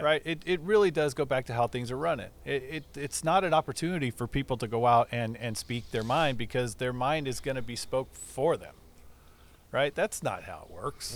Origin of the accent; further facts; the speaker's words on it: Burbank, California, United States; also born or lived in La Palma, California / Buena Park, California / Anaheim Hills, California; I was born in Burbank, California